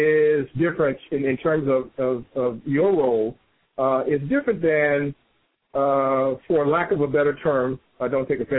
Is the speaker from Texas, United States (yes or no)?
no; Chicago, Illinois, United States; In my hometown, Chicago